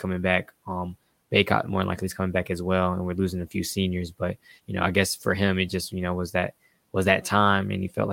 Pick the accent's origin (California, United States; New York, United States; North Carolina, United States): North Carolina, United States; Family's from North Carolina. I was born in North Carolina.